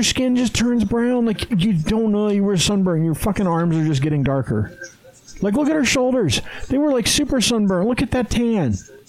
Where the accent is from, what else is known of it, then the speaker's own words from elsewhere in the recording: Green River, Wyoming, United States; now in Utah, United States; I grew up at Flaming Gorge because I grew up in Green River, Wyoming. It's like 20 minutes away from town